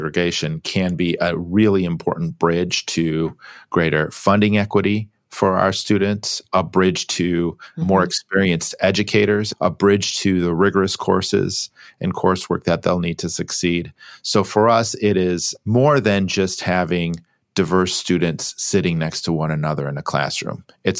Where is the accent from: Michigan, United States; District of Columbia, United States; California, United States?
Michigan, United States; Grand Rapids; So my parents are both public school educators. I grew up in Grand Rapids, Michigan, and, you know, a lot of conversations around the kitchen table